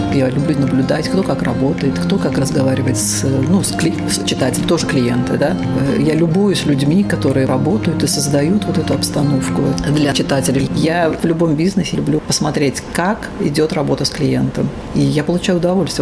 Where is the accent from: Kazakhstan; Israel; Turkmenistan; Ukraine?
Turkmenistan; Ashgabat; moved away as an adult; also born or lived in Germany; now in Latvia; Я восточный человек, я родилась в Ашхабаде